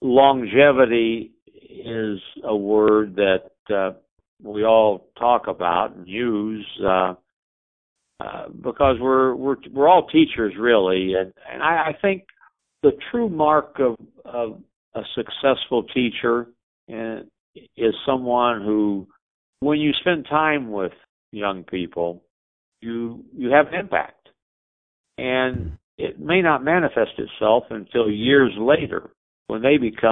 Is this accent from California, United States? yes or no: no; Herrin, Illinois, United States; moved to my hometown, Heron.